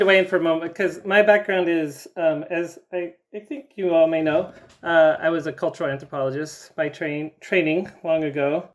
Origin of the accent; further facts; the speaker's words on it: the South, United States; I grew up in the South